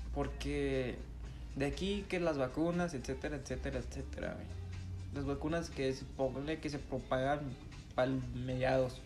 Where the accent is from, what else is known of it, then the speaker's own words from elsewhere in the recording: Mexico; nosotros como mexicanos